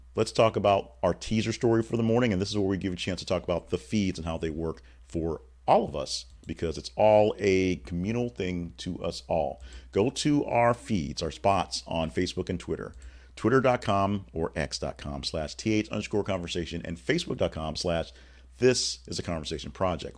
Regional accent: Louisiana, United States; me growing up in Louisiana

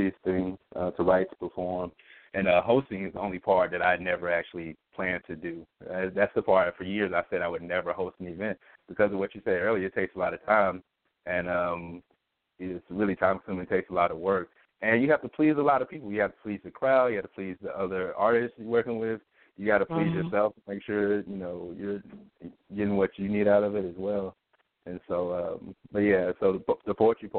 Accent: Pine Bluff, Arkansas, United States; moved away as an adult; also born or lived in Georgia / Washington, D.C.; now in Philadelphia, United States; I'm originally from Pine Bluff, Arkansas. I was born and raised there.

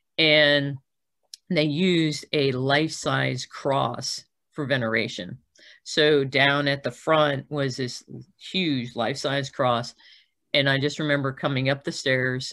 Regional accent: South Florida, United States; moved away as an adult; also born or lived in Nyack, New York / Milwaukee, Wisconsin; by the time I went to college, I was coming out of South Florida, where we had moved when I was nine

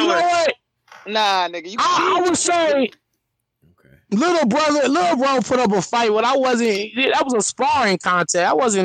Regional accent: California, United States; I'm from Cali

